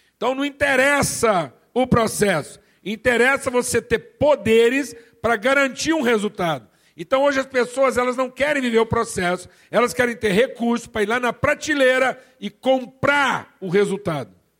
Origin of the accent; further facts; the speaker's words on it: Minas Gerais, Brazil; eu sou mineiro